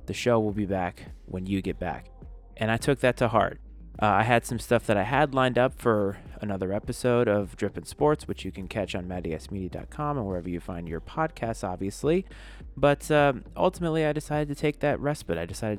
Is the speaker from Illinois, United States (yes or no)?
no; Bristol, Rhode Island, United States; moved away as an adult; also born or lived in Virginia; now in Washington, D.C. area, United States; I'm originally from the New England area. I was born and raised in Bristol, Rhode Island. I've moved to Virginia when I went to school at Virginia Tech, and I ended up in the DC area very shortly after graduating from college